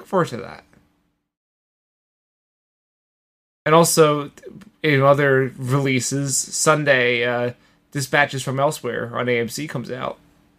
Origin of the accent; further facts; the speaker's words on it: New York, United States; I, as a New Yorker, I knew you'd appreciate it.